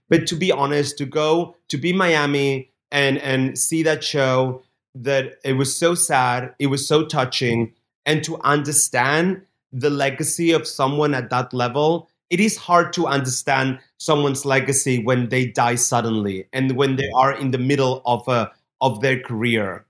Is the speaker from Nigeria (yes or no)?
no; Barcelona, Catalonia, Spain; Barcelona, my hometown where I grew up